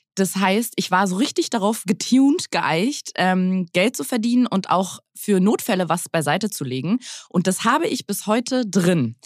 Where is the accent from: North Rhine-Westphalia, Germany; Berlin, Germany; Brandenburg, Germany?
Berlin, Germany; meine Mutter ist zwar aus dem Schwabeländler, aber ich bin ähm, die letzte in Berlin geborene Berlinerin